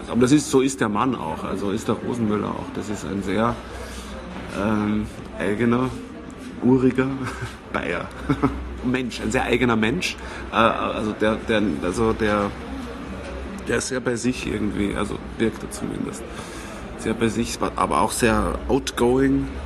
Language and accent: German; Switzerland; also born or lived in Vienna, Austria / Styria, Austria / Hof, Germany; bin gebürtiger Wiener, bin aber ähm, in der Schweiz aufgewachsen und in der Steiermark und ganz kurz in Deutschland gelebt. In Franken, in Hof, aber da war ich glaube ich paar Monate alt.